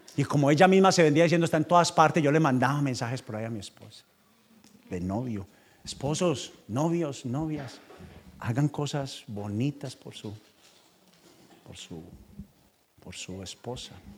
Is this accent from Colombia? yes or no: yes; Paisa, Antioquia, Colombia; moved away as an adult; now in United States; yo soy paisa, pastor y vendedor